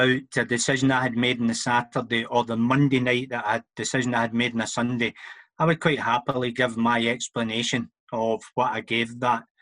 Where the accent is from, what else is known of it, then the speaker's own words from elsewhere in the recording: Auchinleck, Scotland, United Kingdom; I was born and bred in Auchinleck